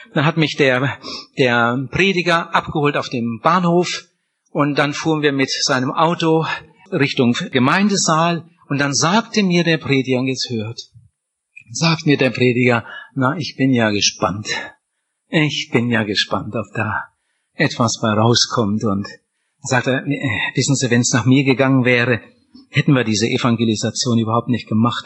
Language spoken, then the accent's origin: German; Wienhausen, Lower Saxony, Germany; ich bin in Oppershausen aufgewachsen, aber Oppershausen gehört zu Wienhausen